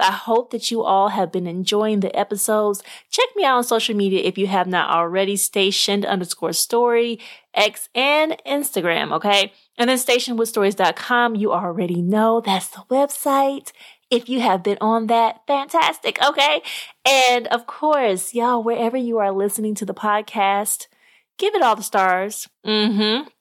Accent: Little Rock, Arkansas, United States; I'm from Arkansas. I was raised in Arkansas. And so I was in Little Rock, Arkansas, where, you know, I call home as well

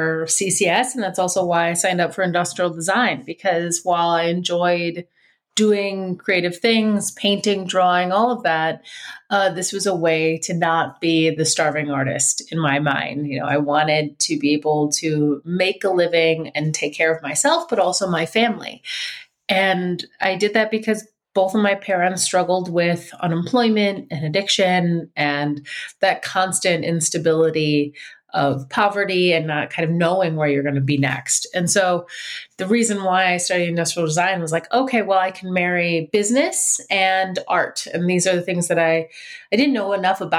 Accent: Detroit, Michigan, United States; I'm from Detroit, spent most of my life there and generations of my family

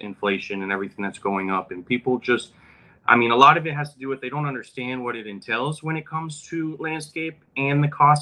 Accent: Broward County, South Florida, United States; I was born and raised in South Florida, Broward County

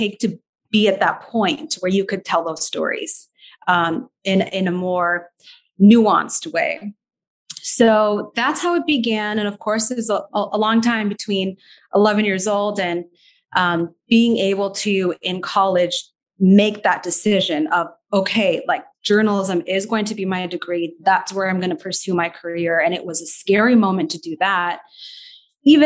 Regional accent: Naperville, Illinois, United States; also born or lived in Skokie, Illinois / Doha, Qatar / Chicago; I was born in the Chicago area, the suburbs of Chicago. I was born in Skokie, actually. Grew up in the Naperville area.

